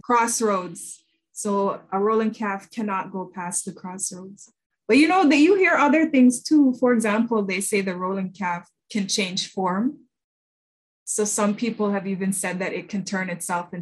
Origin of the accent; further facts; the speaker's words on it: Toronto, Ontario, Canada; also born or lived in Kingston, Jamaica; I was born in Kingston, Jamaica, and I came to Canada as a child with my family, and I grew up in Toronto